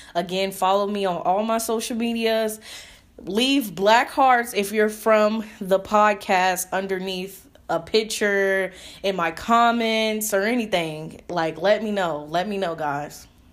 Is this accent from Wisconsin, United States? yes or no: no; Indianapolis, Indiana, United States; moved away; I moved back to Indianapolis, Indiana, my hometown